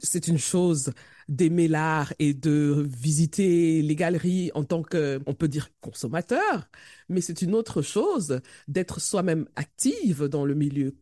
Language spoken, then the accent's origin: French; Cameroon; chez nous au Cameroun